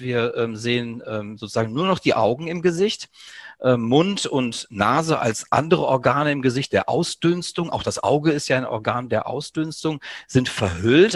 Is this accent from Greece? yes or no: yes; Greece; Mir als, ja, Südeuropäer, als Grieche